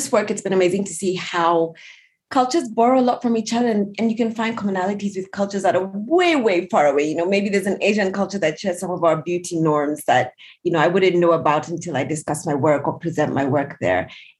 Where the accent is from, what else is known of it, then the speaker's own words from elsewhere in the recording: Kenya; So I come from the Kikuyu tribe, which is the largest tribe in Kenya.